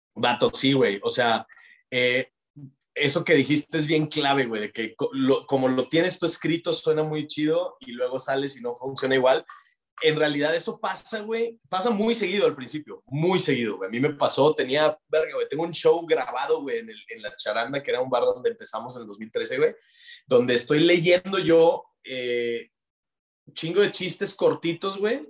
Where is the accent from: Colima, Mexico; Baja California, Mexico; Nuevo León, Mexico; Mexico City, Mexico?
Nuevo León, Mexico; Monterrey